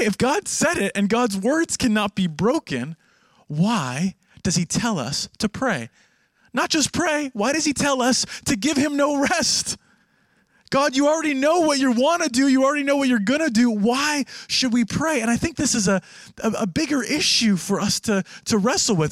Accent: Canada; now in Jerusalem, Israel; I am Canadian, not American

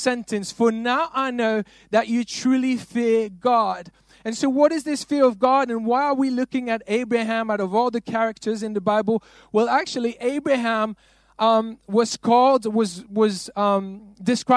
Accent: Belgium; I'm not from London. I'm from Belgium.

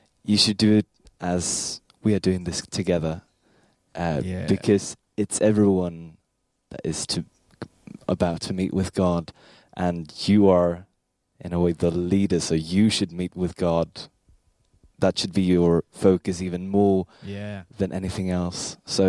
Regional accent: Sweden; I'm from Sweden.

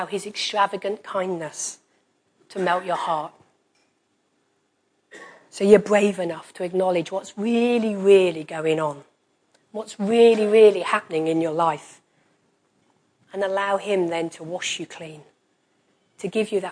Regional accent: United Kingdom; we're British.

